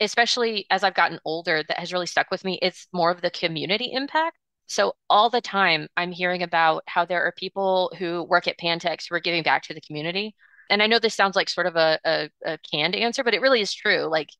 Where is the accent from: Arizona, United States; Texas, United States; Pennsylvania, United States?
Texas, United States; Amarillo; Like growing up in Amarillo